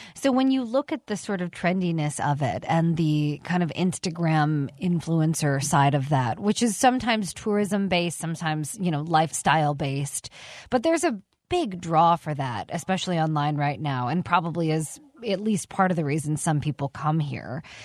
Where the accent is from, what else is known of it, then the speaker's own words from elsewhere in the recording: Arizona, United States; also born or lived in New York; I was from Arizona